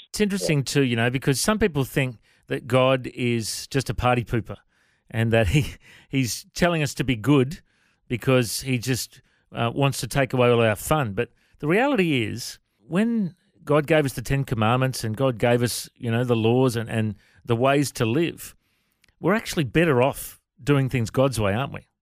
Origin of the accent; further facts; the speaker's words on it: Coffs Harbour, New South Wales, Australia; you and I grew up in Coffs Harbour